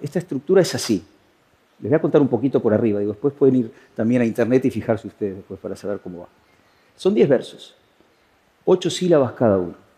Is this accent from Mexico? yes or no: no; Uruguay; moved away as an adult; now in Spain